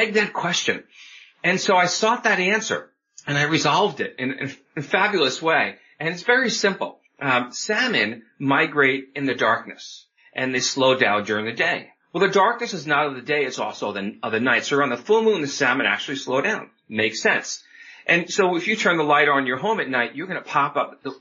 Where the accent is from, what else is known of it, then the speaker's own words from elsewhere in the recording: New York, United States; moved away as an adult; now in Oregon, United States; I grew up on the East Coast, New York metro area, came out to Oregon in my mid-20s